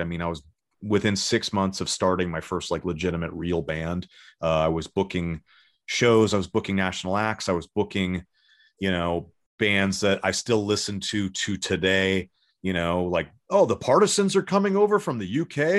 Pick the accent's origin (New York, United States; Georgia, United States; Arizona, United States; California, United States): California, United States; Los Angeles; also born or lived in San Diego / Sherman Oaks; I was born in Pa-, Panorama City in, in, in the, uh, north, north part of Lo-, the Los Angeles area in the, in, like, totally the valley. And, uh, grew up there till I was about fourteen or fifteen